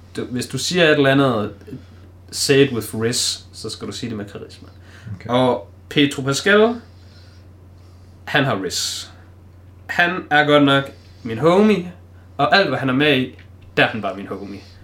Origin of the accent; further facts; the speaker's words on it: Denmark; som dansker